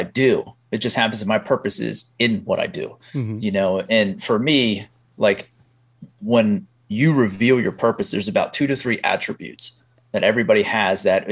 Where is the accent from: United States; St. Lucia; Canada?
United States; Pennsylvania; I grew up in blue collar Pennsylvania